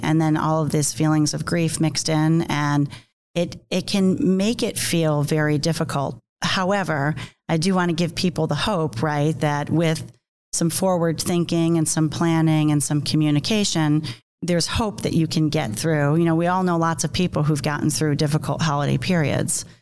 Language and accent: English; New York, United States; I'm from New York, so I talk with my hands